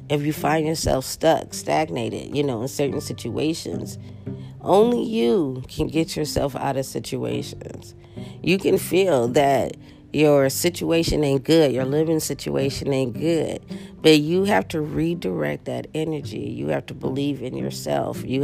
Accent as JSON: {"language": "English", "town": "Los Angeles", "region": "California", "country": "United States", "tie": "born or raised there", "moved": "as an adult", "lives_now": "Las Vegas, United States", "said": "Los Angeles because that's my hometown."}